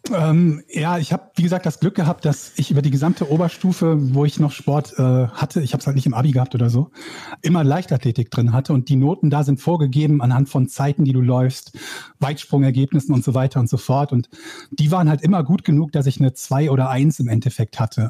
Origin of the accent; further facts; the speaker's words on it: Schiefbahn, North Rhine-Westphalia, Germany; Ich komme aus einem kleinen Dorf, das heißt Schiefbahn